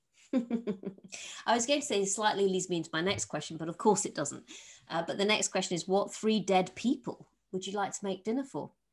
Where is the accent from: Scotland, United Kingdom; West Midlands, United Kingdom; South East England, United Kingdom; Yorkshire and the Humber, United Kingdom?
Yorkshire and the Humber, United Kingdom; I'm from Yorkshire